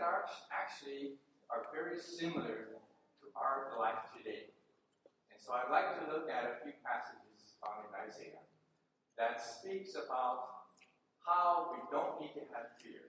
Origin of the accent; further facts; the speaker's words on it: California, United States; my four brothers and I were born and raised in California